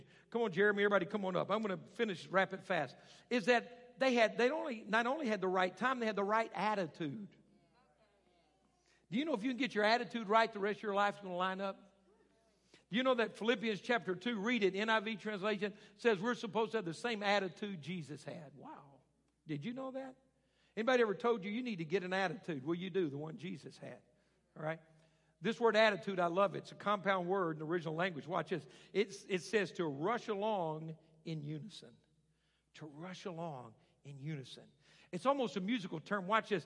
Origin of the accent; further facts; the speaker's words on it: Arkansas, United States; moved away; I grew up in Arkansas, so I didn't get the finer things